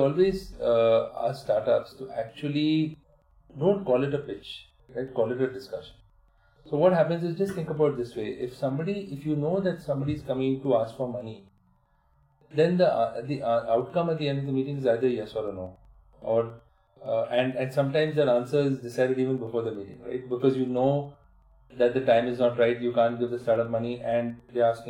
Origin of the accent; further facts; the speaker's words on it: Mumbai, Maharashtra, India; moved away; also born or lived in United States; I grew up in Bombay, spent 15 years in the US and came back